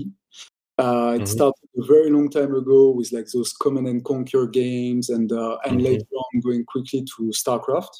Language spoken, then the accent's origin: English; Paris, Île-de-France, France; moved away as an adult; also born or lived in United States / Japan; now in London, United Kingdom; I was born and raised in Paris